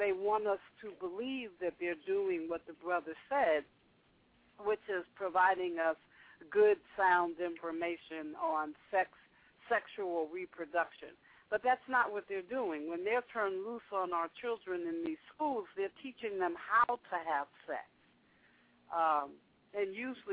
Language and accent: English; the North, United States; I grew up in the North